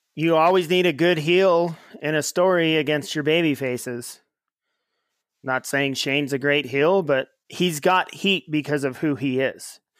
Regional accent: Ely, Nevada, United States; actually grew up in my hometown of Ely, Nevada

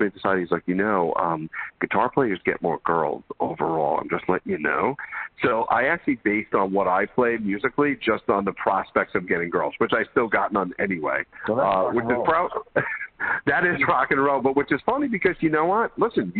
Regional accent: Brooklyn, New York, United States; And so you're from the Bronx, and Andy and I, we're from Brooklyn.

